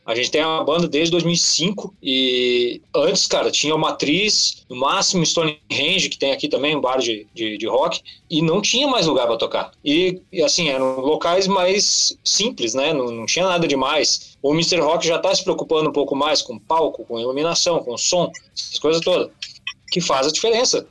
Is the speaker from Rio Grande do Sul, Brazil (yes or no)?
yes; Rio Grande do Sul, Brazil; eu sou do Rio Grande do Sul